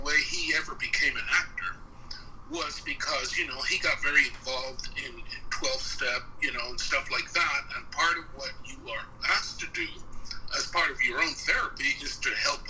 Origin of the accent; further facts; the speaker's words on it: New York, United States; now in Los Angeles, United States; Because I came to LA. So I came from New York. Mm-hmm. So by the time I hit LA, I was all New Yorker.